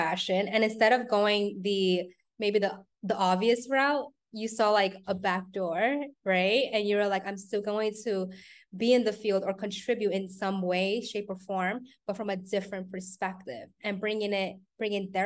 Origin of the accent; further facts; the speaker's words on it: New York, United States; I'm a New Yorker